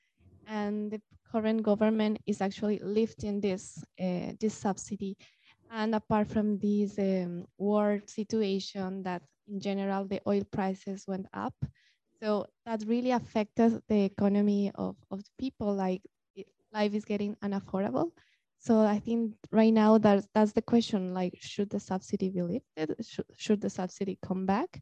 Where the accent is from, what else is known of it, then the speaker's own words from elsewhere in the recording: Ecuador; moved away; from Ecuador